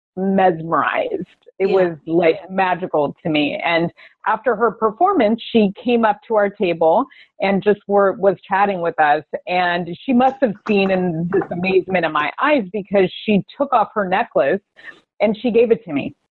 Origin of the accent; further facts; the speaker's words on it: Las Vegas, Nevada, United States; I I was born in Vegas. I grew up in Las Vegas